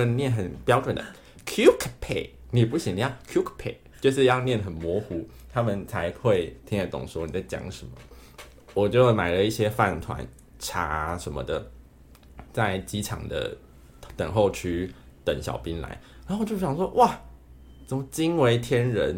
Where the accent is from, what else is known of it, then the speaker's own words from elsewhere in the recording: Taiwan; 你们从台湾来，我说对